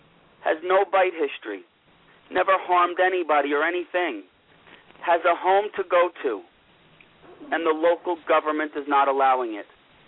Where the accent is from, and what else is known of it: Bloomfield, New Jersey, United States; born or raised there